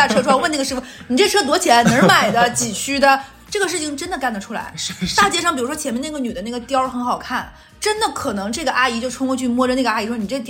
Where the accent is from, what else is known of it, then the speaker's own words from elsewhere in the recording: Northeast China, China; 但是这个事儿呢，我们东北人真的是说到做到的。